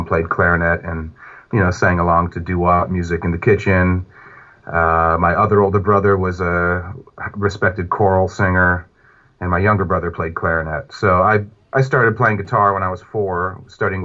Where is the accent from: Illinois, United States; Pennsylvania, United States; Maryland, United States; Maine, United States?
Maine, United States; outside of Portland; now in Hudson Valley, New York, United States; I was raised outside of Portland, Maine.